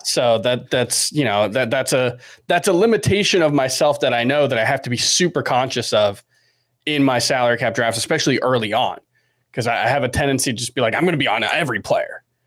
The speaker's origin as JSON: {"language": "English", "town": "Miami", "region": "Florida", "country": "United States", "said": "we're all from Miami."}